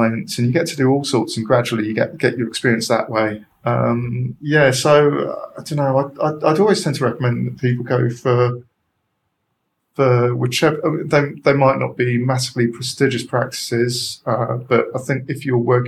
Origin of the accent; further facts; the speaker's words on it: London, United Kingdom; also born or lived in Edinburgh; I'm a Londoner